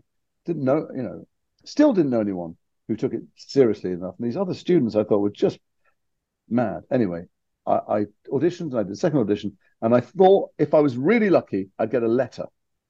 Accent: Liverpool, North West England, United Kingdom; I'm from Liverpool. I'm a very working class family.

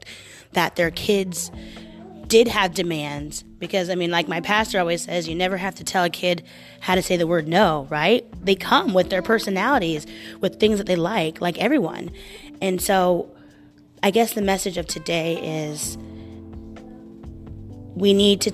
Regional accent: Portland, Oregon, United States; moved away as an adult; now in New York, United States; I am from the Portland area in Oregon. Born and raised

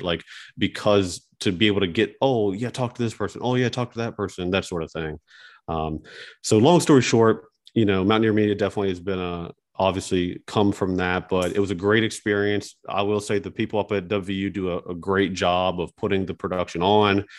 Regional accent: West Virginia, United States; growing up in West Virginia, playing basketball sports

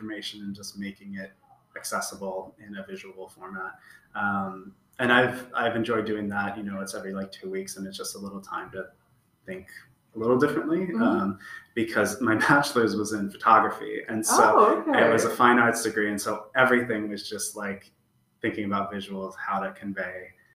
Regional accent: Seattle, Washington, United States; moved away as an adult; now in Stockholm, Sweden; I'm from Seattle

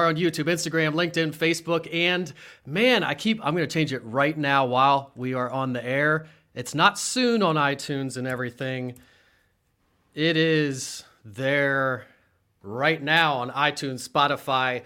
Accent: Harrisburg, Pennsylvania, United States; I grew up right here in Central PA on the hill, we call it, in Harrisburg, Pennsylvania

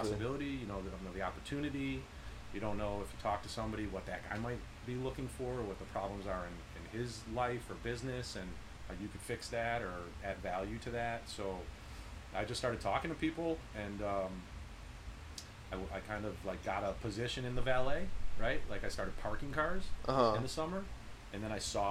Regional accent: Chicago, Illinois, United States; moved away as an adult; also born or lived in Dana Point, Orange County, California; now in Orange County, United States; I grew up in Chicago, and like, I left when I was 32. I moved out to like Orange County, Dana Point

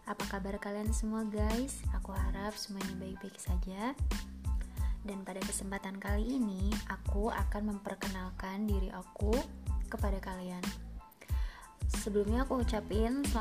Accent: Banjar, West Java, Indonesia; Aku adalah orang Banjar Jawa Barat.

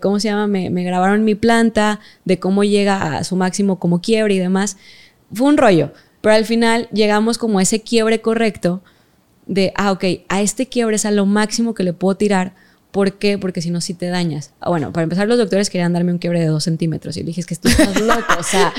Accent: Mexico; yo soy de México

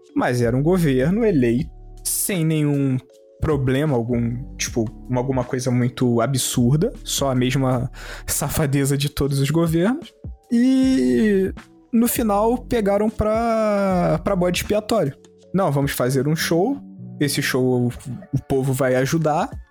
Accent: Rio de Janeiro, Brazil; a gente é carioca ferrado.

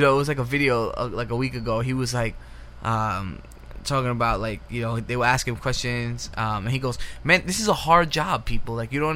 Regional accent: New York City, New York, United States; Two Kids from the Bronx

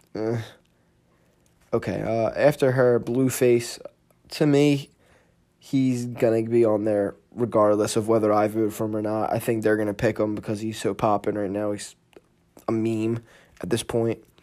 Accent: Philadelphia, Pennsylvania, United States; Philly, which is where I'm from

